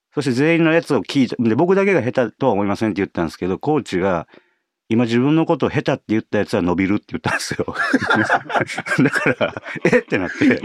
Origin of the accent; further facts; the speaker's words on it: Osaka, Japan; accent: Kansai dialect; あの関西、まあ、大阪出身なんですけど